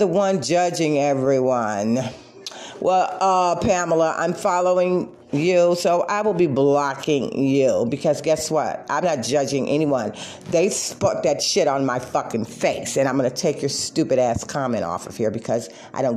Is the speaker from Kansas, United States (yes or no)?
no; Detroit, Michigan, United States; I'm from Detroit